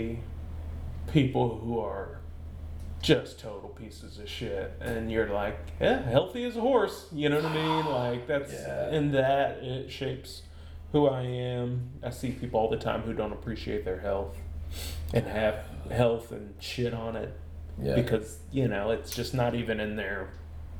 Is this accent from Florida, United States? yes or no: yes; Pensacola, Florida, United States; also born or lived in Tallahassee; I am from Pensacola. I've lived here all my life, except for when I went to college